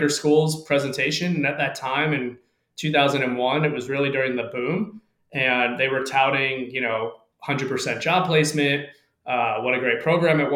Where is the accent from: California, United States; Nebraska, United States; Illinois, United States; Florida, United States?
Florida, United States; South; I grew up in the South Florida area